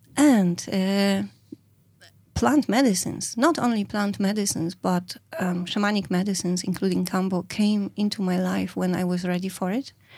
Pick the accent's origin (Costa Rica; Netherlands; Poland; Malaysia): Poland; moved away as an adult; now in Ireland; I come from Poland. I live in Ireland over twenty-two years